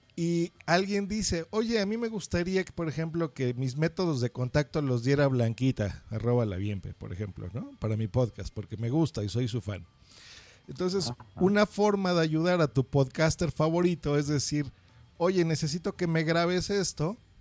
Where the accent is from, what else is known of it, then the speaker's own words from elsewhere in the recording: Mexico; yo soy mexicano